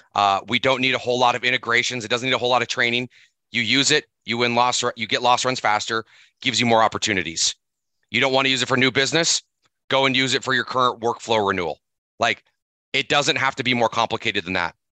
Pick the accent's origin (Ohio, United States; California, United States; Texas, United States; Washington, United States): Washington, United States; Seattle; now in Missoula, United States; I grew up in Seattle